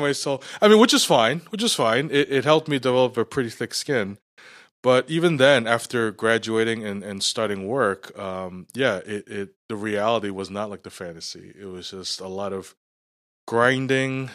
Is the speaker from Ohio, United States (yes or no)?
no; New York, United States; also born or lived in Scarborough / Markham; now in Canada; Growing up in New York, I grew up, uh, in Little Italy, which was surrounded by Chinatown.